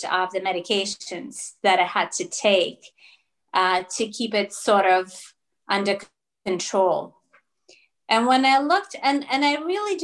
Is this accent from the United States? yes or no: no; Russia; first language Russian; English is a second language; also born or lived in Toronto, Canada; now in Spain; I speak Russian because I was born in Russia and that's my first language